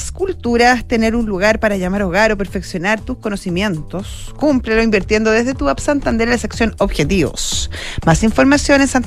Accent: Chile; Porque Soy chileno.

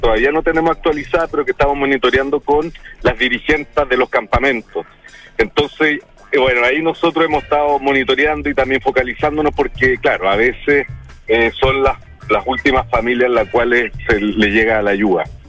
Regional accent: Chile; como sociedad chilena

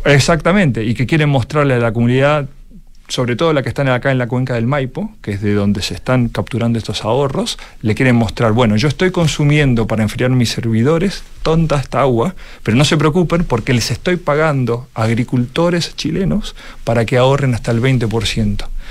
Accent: Argentina; accent: Argentine; mi acento este, argentino, clarísimo

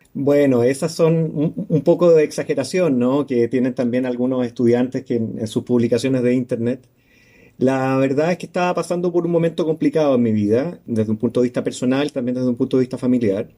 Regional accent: Santiago, Santiago Metropolitan Region, Chile; moved away as an adult; now in Valdivia, Chile; siendo santiaguino de toda la vida

